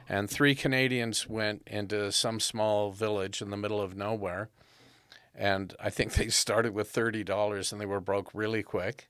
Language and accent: English; Southern California, United States; growing up in Southern California